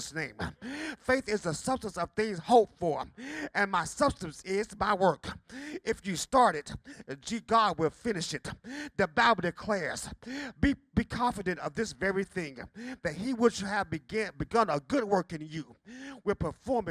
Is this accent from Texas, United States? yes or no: no; Bertie County, North Carolina, United States; As a child growing up in Pinewood Chapel Church on Highway 13 in Bertie County